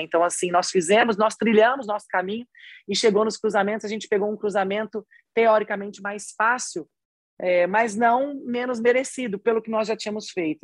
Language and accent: Portuguese; São José do Rio Preto, São Paulo, Brazil; accent: interior paulista, Minas-like; now in Belo Horizonte, Brazil; sou paulista, mas eu sou do interior, né? Então eu sou do interior mais perto de Minas do que eu sou da capital. Então por isso que eu já tenho até esse resquício, esse sotaquezinho assim, eu sempre falava uai, sou. Tipo assim, eu já tinha isso do interior, eu sou de São José do Rio Preto.